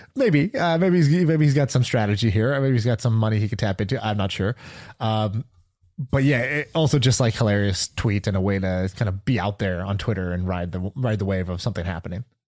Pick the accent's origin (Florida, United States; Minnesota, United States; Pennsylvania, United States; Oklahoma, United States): Oklahoma, United States; although I'm an Indian dude, I was born in Oklahoma